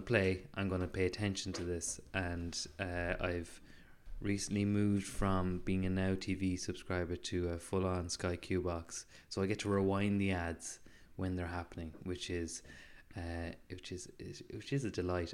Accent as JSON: {"language": "English", "area": "Mayo", "region": "Connacht", "country": "Ireland", "accent": "Mayo", "said": "Mayo is making my accent stronger"}